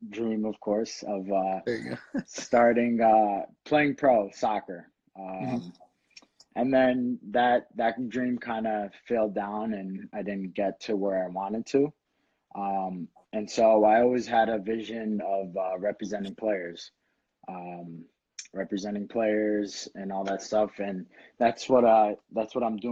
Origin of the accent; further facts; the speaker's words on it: Bridgeport, Connecticut, United States; I grew up in Connecticut. I was born in Bridgeport, St. Vincent.